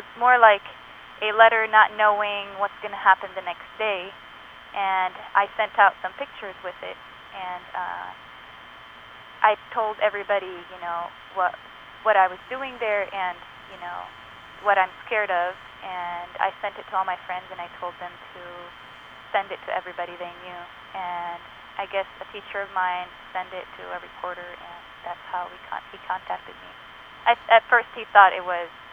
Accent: Lebanon; moved away as an adult; I was raised in Lebanon for around 20 years, and then 4 years ago, I came here

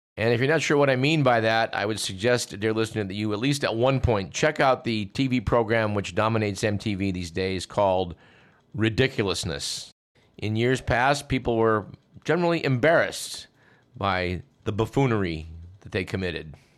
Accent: Newark, California, United States; what was my hometown

